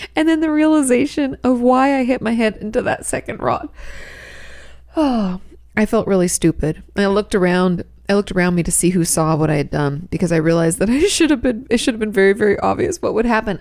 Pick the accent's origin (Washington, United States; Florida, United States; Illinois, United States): Washington, United States; also born or lived in California; now in Texas, United States; I grew up in Washington State, where there's plenty of rain